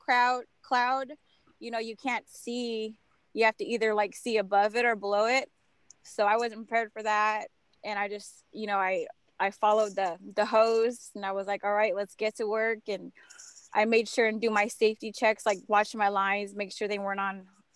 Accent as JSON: {"language": "English", "town": "Metlakatla", "region": "Alaska", "country": "United States", "said": "I'm from Metlakatla, Alaska. It's a small island in Southeast Alaska"}